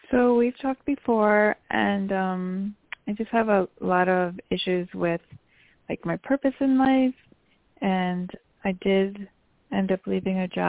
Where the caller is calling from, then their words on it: New York, United States; …, and … from New York.